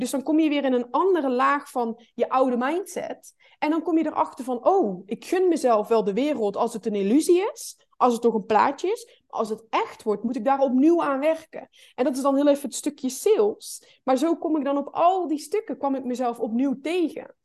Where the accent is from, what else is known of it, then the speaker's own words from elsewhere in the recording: North Brabant, Netherlands; Ik kom uit Brabant